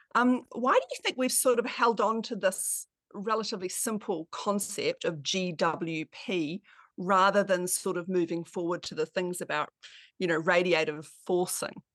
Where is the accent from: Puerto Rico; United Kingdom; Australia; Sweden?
Australia; I'm an anaesthetist from Australia.